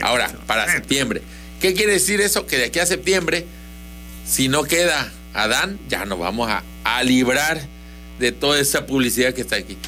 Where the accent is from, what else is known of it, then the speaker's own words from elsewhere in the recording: Tabasco, Mexico; somos tabasqueños